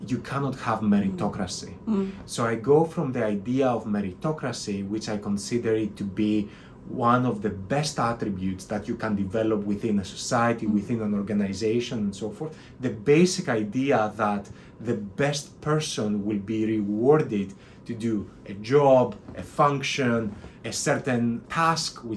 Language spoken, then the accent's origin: English; Athens, Attica, Greece; moved away as an adult; also born or lived in London; I grew up in Athens, Greece, which is a wonderful place.